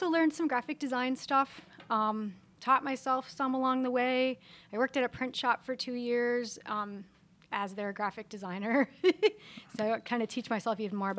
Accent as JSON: {"language": "English", "town": "Pittsburgh", "region": "Pennsylvania", "country": "United States", "moved": "as an adult", "said": "I'm from Pittsburgh"}